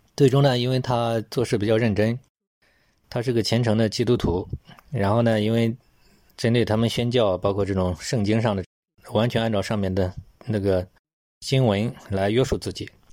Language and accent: Chinese; China; 我们中国人讲过犹不及嘛